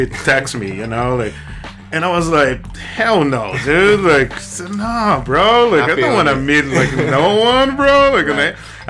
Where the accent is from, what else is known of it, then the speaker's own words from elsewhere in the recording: Guarulhos, São Paulo, Brazil; English is a second language; moved away as an adult; also born or lived in Spain; now in New York City, United States; I'm from like the very like center downtown Sao Paulo, mm-hmm. but I grew up in Guarulhos. Mm-hmm. That is where is the airport